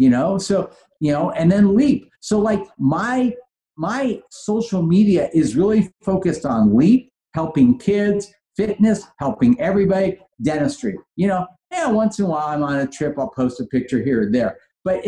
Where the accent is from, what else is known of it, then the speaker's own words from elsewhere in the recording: Los Angeles, California, United States; also born or lived in San Francisco / Switzerland; I grew up in Granada Hills